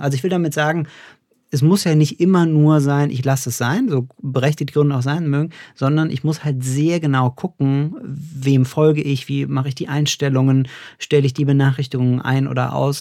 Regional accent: Cologne, North Rhine-Westphalia, Germany; in Köln unterwegs, kleine äh, Anspielung an meine Heimatstadt

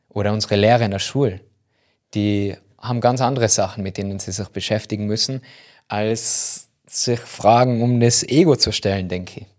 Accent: Tyrol, Austria; accent: Tyrolean; überall, wo man mich verstehen kann mit meinem Tiroler Dialekt

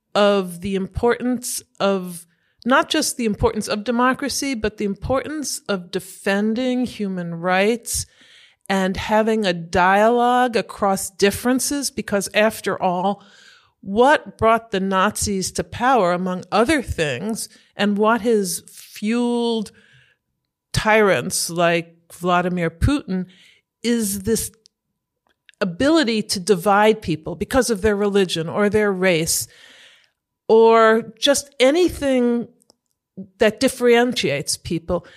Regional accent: United States; moved away as an adult; now in Germany; I was born in the US and brought up as an American, a proud American, always knowing about my German origins

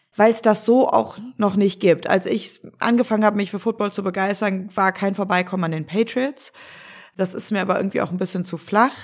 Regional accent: Cologne, North Rhine-Westphalia, Germany; moved away as an adult; Als gebürtige Kölnerin

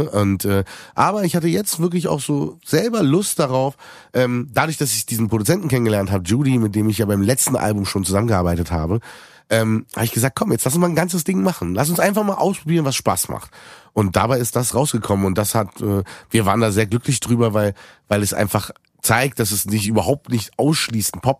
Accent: Berlin, Germany; Aber als Berliner gar nicht so weit entfernt von uns

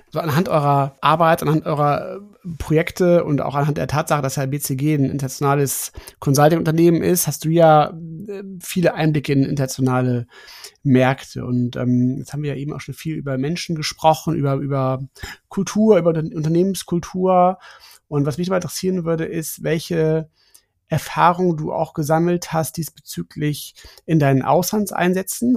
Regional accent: Germany; als gute Deutsche

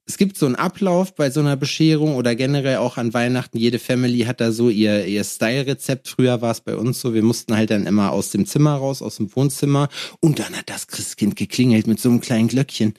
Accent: Lüdenscheid, North Rhine-Westphalia, Germany; in Lüdenscheid, wo ich herkomme

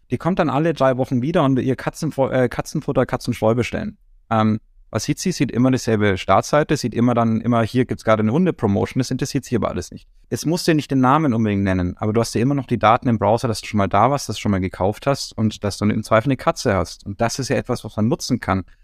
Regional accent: Nuremberg, Bavaria, Germany; Ich meine, ich komme zwar aus Nürnberg, was nicht kein Kuhdorf ganz ist, aber äh, nein, aber Nürnberg ist ja auch doch eher ländlich geprägt, noch die Stadtteile und sowas. Und ich in meinem Stadtteil Ziegelstein

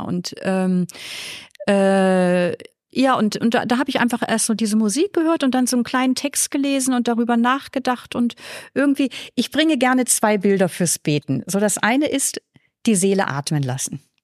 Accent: Flensburg, Schleswig-Holstein, Germany; moved away as an adult; now in Vienna, Austria; ich komme aus Norddeutschland.

